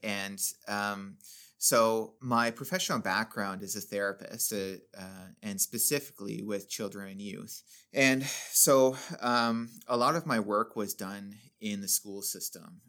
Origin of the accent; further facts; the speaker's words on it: Sundridge, Ontario, Canada; I grew up in Sundridge